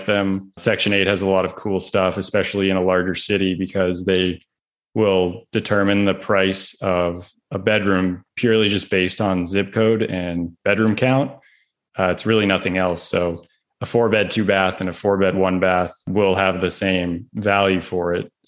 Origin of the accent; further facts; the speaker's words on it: Vancouver, British Columbia, Canada; moved away as an adult; also born or lived in Northeast United States; now in United States; I'm originally from Vancouver, Canada, and I made my way out to the States, specifically the Northeast, from playing college soccer